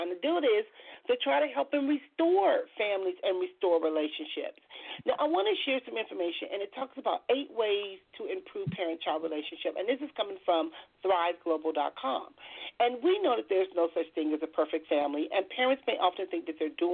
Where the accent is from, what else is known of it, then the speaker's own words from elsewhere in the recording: Compton, California, United States; I grew up in Compton.